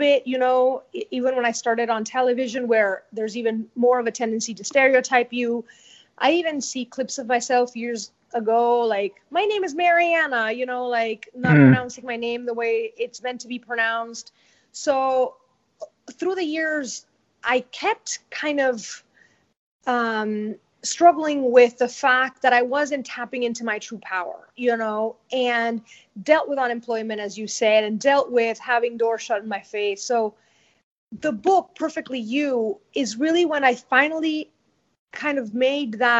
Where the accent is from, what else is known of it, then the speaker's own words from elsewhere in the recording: Venezuela; English is a second language; moved away as an adult; now in United States; my home country, Venezuela